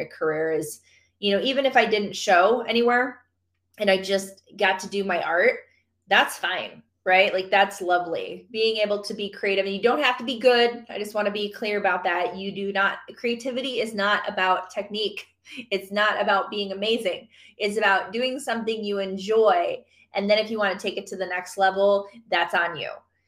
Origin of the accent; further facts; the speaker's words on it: Michigan, United States; moved away; my home, Michigan. So I'm from Michigan